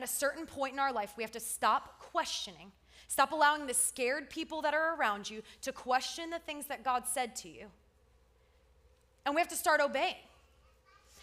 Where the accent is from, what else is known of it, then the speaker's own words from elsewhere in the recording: South Florida, United States; I grew up in South Florida